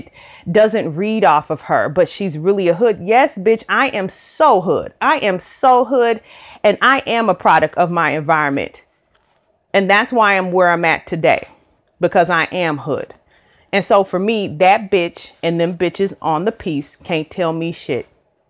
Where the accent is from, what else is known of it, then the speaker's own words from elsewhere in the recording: Missouri, United States; The area that I grew up in Northern St. Louis County, and really it was me and my younger brother. We grew up in the neighborhood